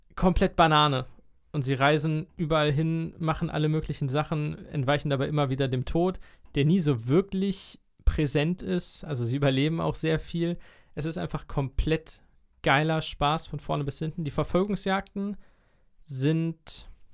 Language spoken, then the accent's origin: German; Germany; ich als Deutscher